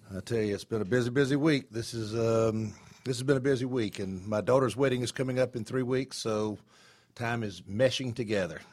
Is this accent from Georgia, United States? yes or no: yes; Atlanta, Georgia, United States; I was born in Atlanta a long, long time ago